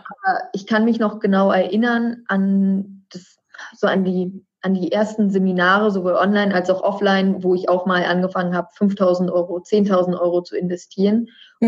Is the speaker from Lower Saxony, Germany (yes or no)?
no; Berlin, Germany; gebürtige Berlinerin wie ich